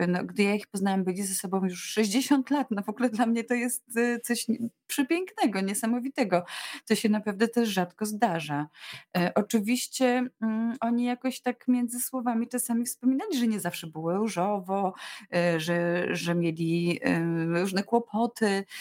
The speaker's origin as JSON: {"language": "Polish", "town": "Łódź", "region": "Łódź Voivodeship", "country": "Poland", "tie": "born or raised there", "said": "urodziłam się w Łodzi, daleko od wszystkich, od różnych akwenów, ale mama zapisała mnie w podstawówce do szkótni w Pabianicach"}